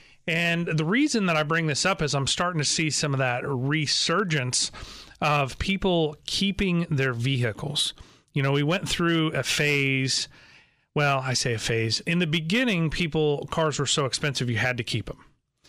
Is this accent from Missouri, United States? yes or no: yes; Joplin, Missouri, United States; also born or lived in Chicago; I was born in Joplin, Missouri, so I was from this area, but at a very young age, we moved up to the Chicagoland area